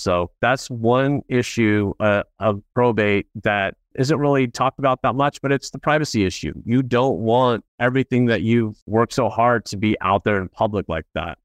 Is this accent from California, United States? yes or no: yes; Orange County, California, United States; also born or lived in Los Angeles, California; I grew up in Orange County, California